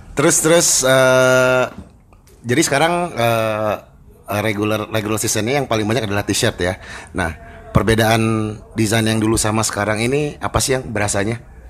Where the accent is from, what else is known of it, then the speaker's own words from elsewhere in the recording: Bandung, West Java, Indonesia; gue kan dilahirkan di Bandung ya dan besar di Bandung